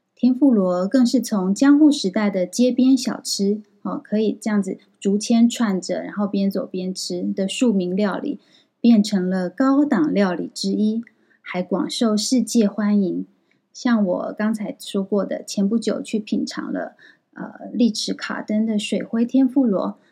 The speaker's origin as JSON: {"language": "Chinese", "country": "Taiwan", "moved": "as an adult", "lives_now": "Kyoto, Japan", "said": "小岛先生知道我是台湾人之后"}